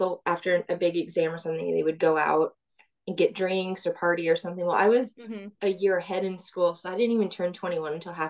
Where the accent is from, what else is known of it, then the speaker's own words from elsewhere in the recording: Dallas, Texas, United States; also born or lived in Illinois; I've been in Dallas suburbs area for most of my life. I'm originally from Illinois, but I claim that I'm from Texas. So I've been here most of my life